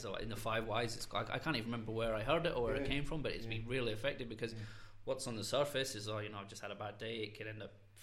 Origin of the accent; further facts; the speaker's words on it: Scotland, United Kingdom; moved away; we're both from Scotland, so we didn't have any grandparents